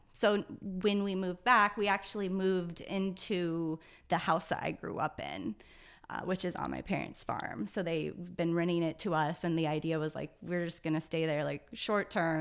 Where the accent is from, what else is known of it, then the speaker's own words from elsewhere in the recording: Lutz, Iowa, United States; born and raised in Lutz, Iowa, so about twenty minutes south of here